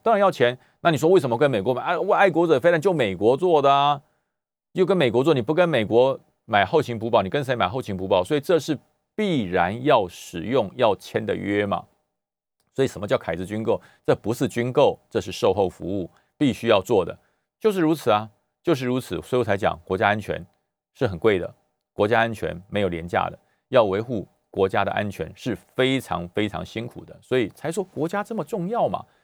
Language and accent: Chinese; Taipei, Taiwan; now in Taoyuan, Taiwan; 我在大安文山出生，可是我，我在桃园多久？二十六年，我都不敢称为自己是土生土长的桃园人